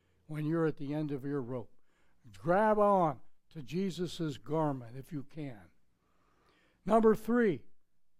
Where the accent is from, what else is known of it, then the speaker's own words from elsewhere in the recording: Pittsburgh, Pennsylvania, United States; moved away; I was growing up in Pittsburgh, Pennsylvania